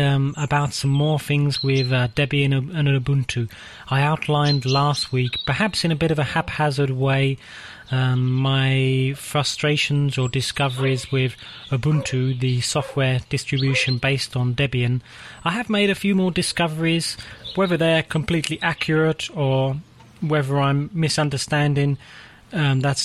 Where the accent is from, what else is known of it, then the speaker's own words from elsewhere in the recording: England, United Kingdom; moved away as an adult; now in Czech Republic; I am English